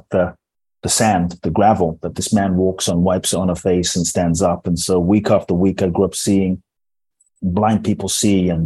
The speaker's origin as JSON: {"language": "English", "region": "London", "country": "United Kingdom", "tie": "born or raised there", "also_born_or_lived": "Ghana", "moved": "yes", "lives_now": "United States", "said": "I was born in Ghana, West Africa. My father's from Ghana. My mother's Japanese. I grew up in London. I live in the US."}